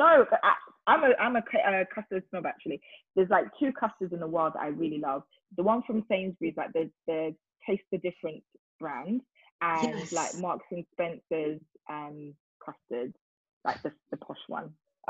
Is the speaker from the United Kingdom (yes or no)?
no; Nigeria; Like I said, I'm Nigerian, so we do things like, you know, naming ceremonies, baby dedication, all that stuff.